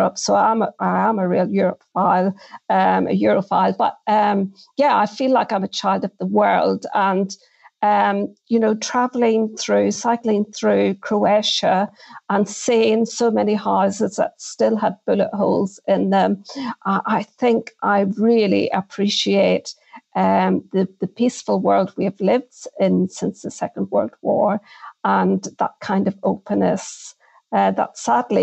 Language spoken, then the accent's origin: English; Northern Ireland, United Kingdom; growing up in Northern Ireland